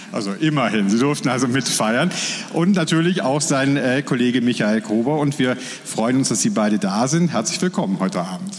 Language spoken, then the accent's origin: German; Rhineland, Germany; moved away; Ich komme aus dem Rheinland